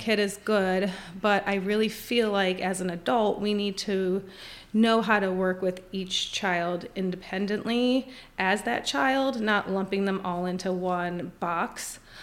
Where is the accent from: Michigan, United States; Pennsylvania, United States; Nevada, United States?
Pennsylvania, United States; Scranton; moved away as an adult; now in Winchester, United States; I actually grew up my entire life, uh, in Scranton, Pennsylvania